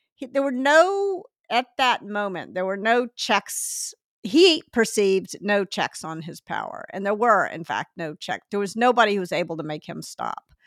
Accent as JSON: {"language": "English", "town": "Memphis", "region": "Tennessee", "country": "United States", "tie": "born or raised there", "also_born_or_lived": "Northeast US / California", "moved": "yes", "said": "I grew up in Memphis, and I sort of imagined when I moved to the Northeast"}